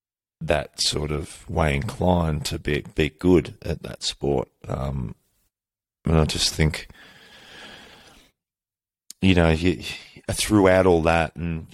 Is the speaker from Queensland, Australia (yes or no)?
no; Victoria, Australia; growing up in Australia and Victoria, it's very AFL